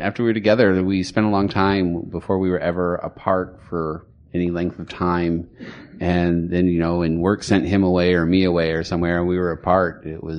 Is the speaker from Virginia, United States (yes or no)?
no; Livonia, Michigan, United States; moved away as an adult; I'm from Livonia, Michigan, suburb of Detroit.